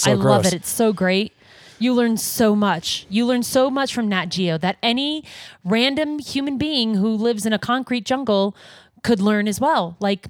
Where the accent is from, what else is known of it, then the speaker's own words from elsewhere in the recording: near Glacier National Park, Montana, United States; Glacier National Park, and we grew up near Glacier.